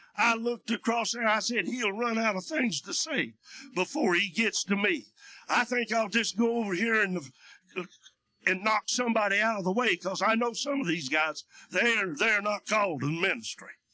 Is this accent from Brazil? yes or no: no; United States; also born or lived in Russia; I was born and raised in Union County